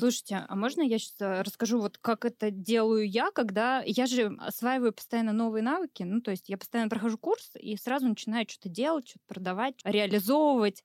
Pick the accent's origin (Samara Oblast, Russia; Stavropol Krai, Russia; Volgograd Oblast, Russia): Volgograd Oblast, Russia; Volgograd; я из Волгограда